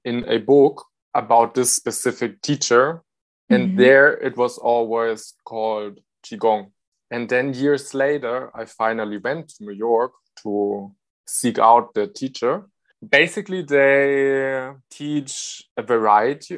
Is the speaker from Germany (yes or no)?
yes; Germany; I'm from Germany.